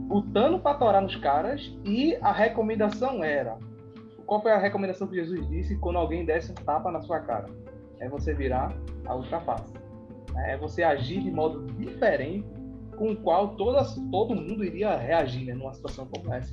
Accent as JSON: {"language": "Portuguese", "area": "Peixinhos", "region": "Pernambuco", "country": "Brazil", "tie": "born or raised there", "said": "eu cresci em Peixinho"}